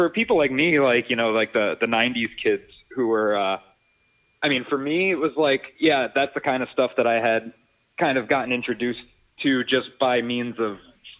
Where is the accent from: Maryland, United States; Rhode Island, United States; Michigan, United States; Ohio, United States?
Rhode Island, United States; moved away as an adult; also born or lived in Connecticut / New York; now in Washington, United States; I grew up in Rhode Island, and I spent most of my life there, and then eventually I moved to Connecticut, and I was there for about 4 years for college. And then right after college, I ended up living in New York for about 6 years